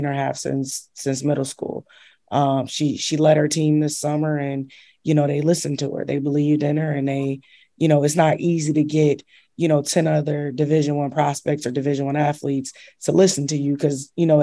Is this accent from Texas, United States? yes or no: no; Chicago, Illinois, United States; now in New York City, United States; I'm originally from Chicago